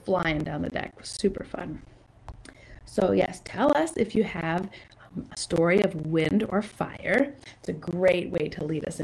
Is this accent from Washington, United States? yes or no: yes; San Juan Islands, Washington, United States; I grew up in the San Juan Islands